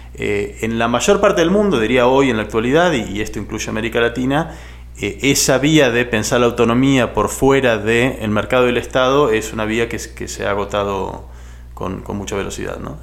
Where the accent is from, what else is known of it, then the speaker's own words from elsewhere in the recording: Argentina; soy historiador de Argentina, trabajo en la Universidad Nacional de San Martín y en el CONICET, que es la agencia pública de, investigación de mi país